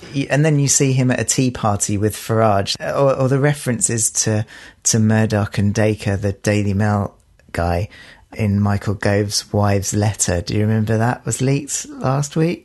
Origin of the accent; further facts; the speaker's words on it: United Kingdom; we are British